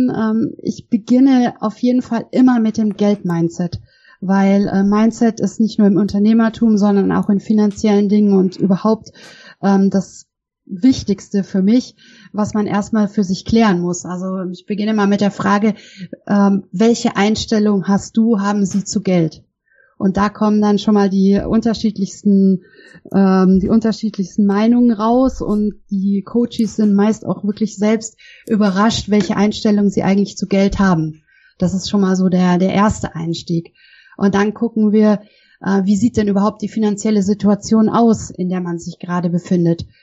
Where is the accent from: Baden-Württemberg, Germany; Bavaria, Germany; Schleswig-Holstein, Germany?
Bavaria, Germany; born there; Ähm, ja, wo komme ich her? Also, ich bin in Bayern geboren und habe ursprünglich Jura studiert